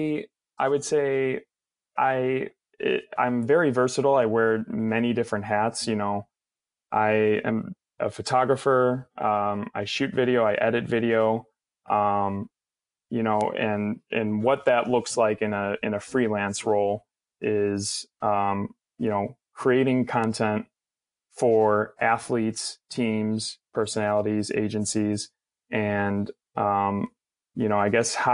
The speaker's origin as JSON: {"language": "English", "town": "Chicago", "region": "Illinois", "country": "United States", "tie": "born or raised there", "said": "growing up in Chicago"}